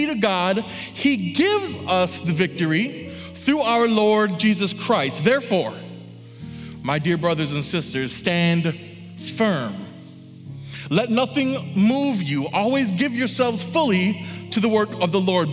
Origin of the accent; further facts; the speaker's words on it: Michigan, United States; I'm from Michigan.